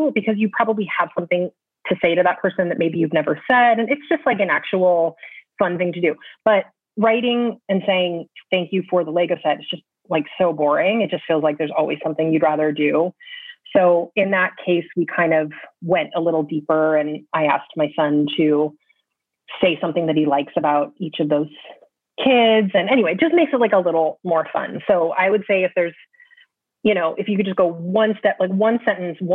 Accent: California, United States; moved away as an adult; also born or lived in Michigan; now in New York, United States; I was born in California, had dear, dear friends who I'm still very close with. I went to school in Michigan. I've been in New York since 2001.

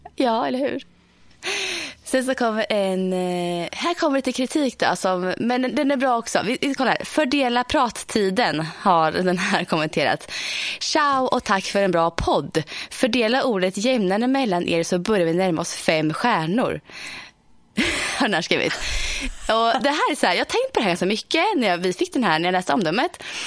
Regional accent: Östergötland, Sweden; also born or lived in Motala; Här i Motala

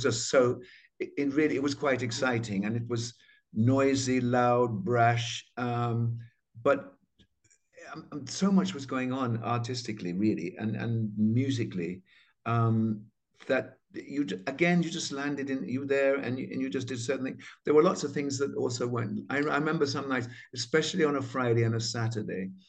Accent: Jamaica; moved away; I was from Jamaica

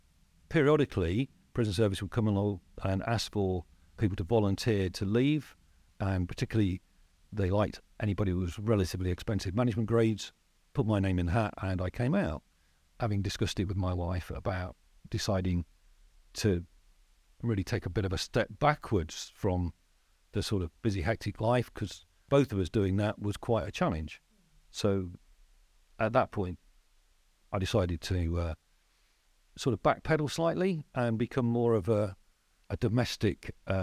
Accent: Leicester, East Midlands, United Kingdom; moved away as an adult; So I'm originally from Leicester and I'm a Leicester Tigers fan.

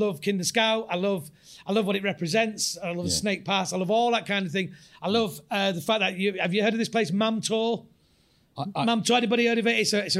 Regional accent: Hyde, North West England, United Kingdom; now in Stockport, United Kingdom; because I live in Stockport, South Manchester, and I'm from Hyde on the other side.

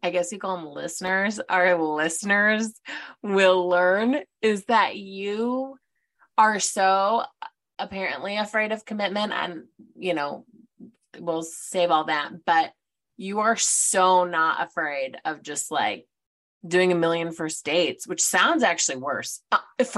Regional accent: Detroit, Michigan, United States; moved away as an adult; also born or lived in Ohio; from the burbs, just outside of Detroit, went to Grand Valley for my undergrad, went to Bowling Green for my master's. So I moved from Michigan. We're both from Michigan.

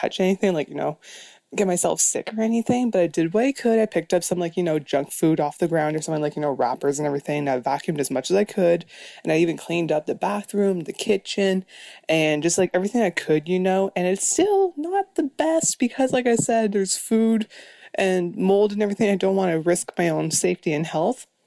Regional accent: Canada; I am Canadian, so international caller here.

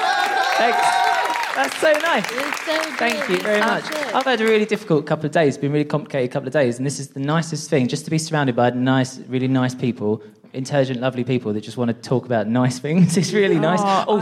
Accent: East of England, United Kingdom; So I'm a transgender person and I'm from Essex

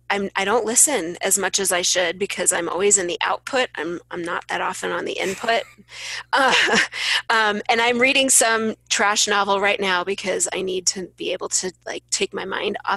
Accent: St. Louis, Missouri, United States; St. Louis.

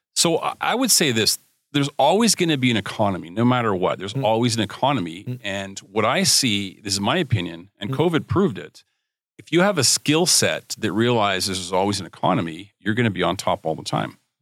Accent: Edmonton, Alberta, Canada; moved away as an adult; now in Cabo San Lucas, Mexico; born and raised Edmonton, Alberta

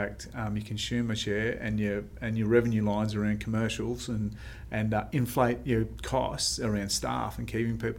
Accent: Australia; also born or lived in Melbourne; I grew up in Indigenous communities.

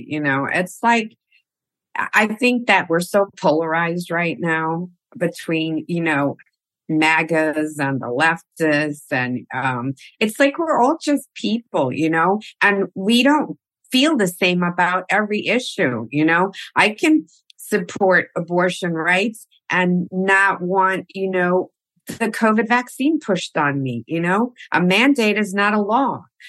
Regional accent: New York City, New York, United States; moved away as an adult; now in California, United States; I was born in Queens. from immigrant parents, both Colombian. They immigrated to America when they were very young. My mother was 19 when I was born. So I grew up in the early 60s, mid 60s.

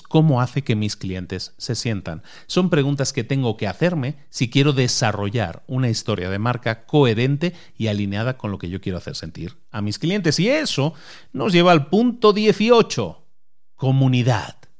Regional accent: A Coruña, Galicia, Spain; yo nací en Galicia y, Zara nació en Galicia también, nació en la misma provincia que yo, nací en La Coruña

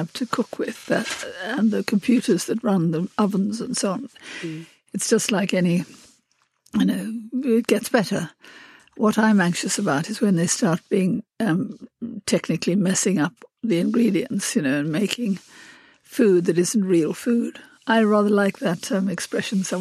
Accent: South Africa; when I was a child, I was brought up in South Africa

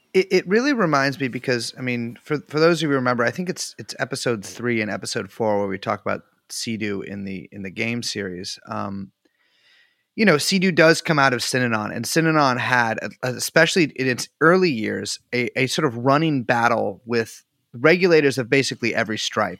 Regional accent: California, United States; I'm from California

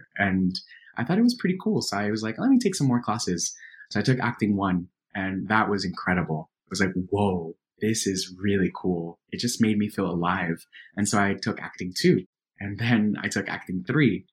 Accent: Miami, Florida, United States; First generation immigrant kid growing up in Miami.

